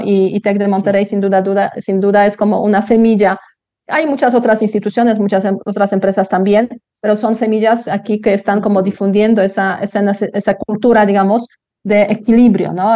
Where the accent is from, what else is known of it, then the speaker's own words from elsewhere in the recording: Poland; Spanish is a second language; moved away as an adult; now in Mexico City, Mexico; yo salí de Polonia, pues también cuando era muy joven, o sea, 21 años